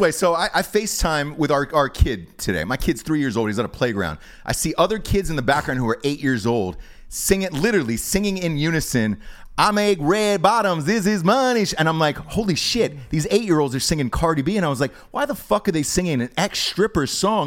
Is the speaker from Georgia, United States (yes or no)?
yes; Atlanta, Georgia, United States; I'm from Atlanta